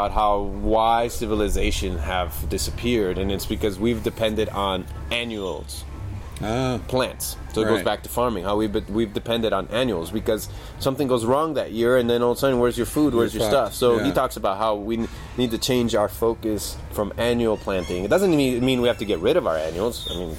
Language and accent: English; Colorado, United States; also born or lived in California; I grew up doing pot in Colorado and California and all that stuff.